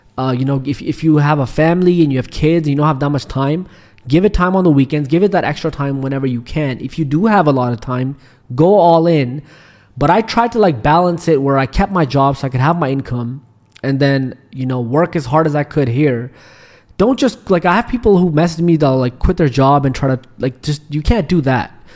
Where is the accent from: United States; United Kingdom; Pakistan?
Pakistan; also born or lived in Canada; now in Dubai, United Arab Emirates; I'm originally from Pakistan